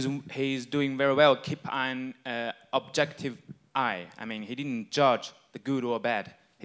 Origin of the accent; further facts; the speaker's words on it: China; I come from China